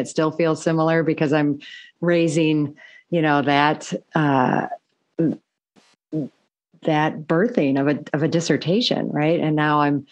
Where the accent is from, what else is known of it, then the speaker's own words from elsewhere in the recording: Michigan, United States; moved away as an adult; also born or lived in Chicago; I grew up in the Midwest, but in Michigan